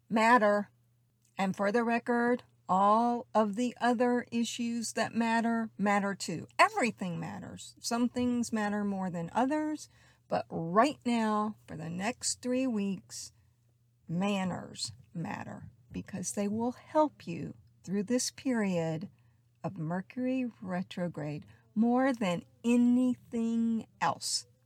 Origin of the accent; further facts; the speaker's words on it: the South, United States; I was raised in the South. I know I don't really have the accent, it was beat out of me in acting school only when I get slightly emotionally upset